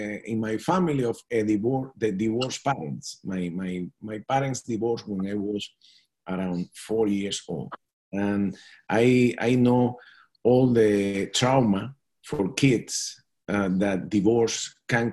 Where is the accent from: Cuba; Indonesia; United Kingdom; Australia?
Cuba; English is a second language; moved away as an adult; also born or lived in Florida, United States; now in Washington, United States; I came from Cuba